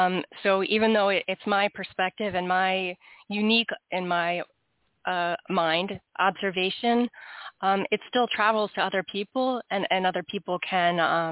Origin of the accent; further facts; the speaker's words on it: Washington, D.C. area, United States; also born or lived in North Carolina; I live in the Washington, D.C. area. Yep. I know. But I grew up in that, the suburbs of Washington, D.C. I did go to school in North Carolina, and then ended up back in the Washington, D.C. area.